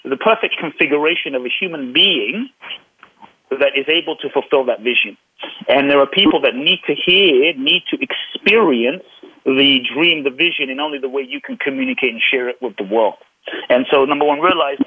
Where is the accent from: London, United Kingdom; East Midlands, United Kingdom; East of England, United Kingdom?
London, United Kingdom; I grew up in London